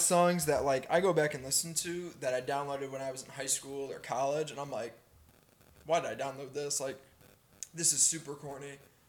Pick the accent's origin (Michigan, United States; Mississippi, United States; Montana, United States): Michigan, United States; Detroit; Growing up in the North, growing up in Detroit